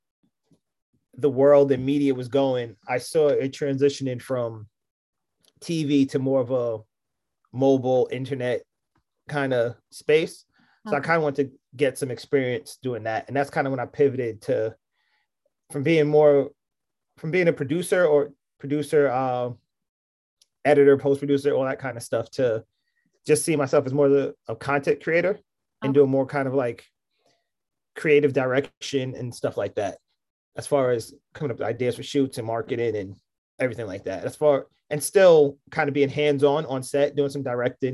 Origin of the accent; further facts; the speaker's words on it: New York City, New York, United States; born and raised in Queens, a Queens kid to the fullest